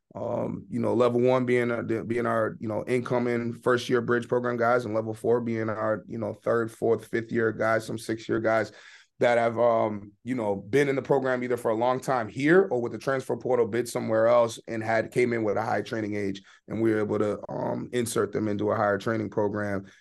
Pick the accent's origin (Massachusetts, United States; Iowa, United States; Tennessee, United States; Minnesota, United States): Massachusetts, United States; Boston; moved away as an adult; also born or lived in Stoughton, Massachusetts / Maine; I was born and raised in Boston, went to high school outside the city, um, at a high school called Stoughton High